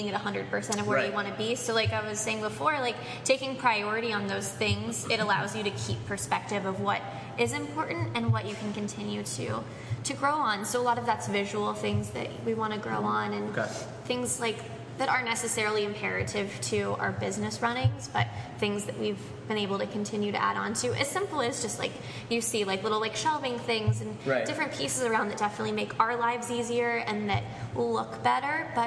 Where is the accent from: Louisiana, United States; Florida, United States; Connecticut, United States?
Florida, United States; St. Petersburg; also born or lived in St. Augustine, Florida; St. Pete is my hometown. So I was born here and I spent the first 12 years of my life here